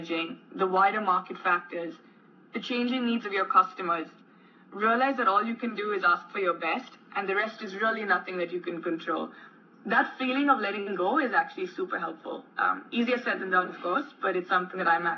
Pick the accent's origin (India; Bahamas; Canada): India; moved away as an adult; also born or lived in United Kingdom / United States; growing up in India